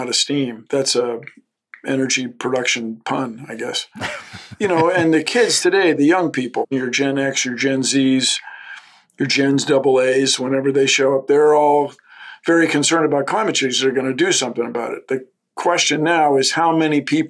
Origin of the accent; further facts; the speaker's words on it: Washington, District of Columbia, United States; moved away; growing up in Washington, having access to the woods